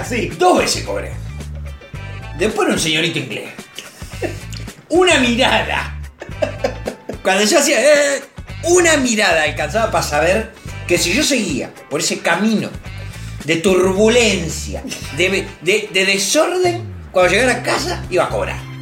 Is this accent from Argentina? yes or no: yes; Argentina; mi experiencia como niño, como argentino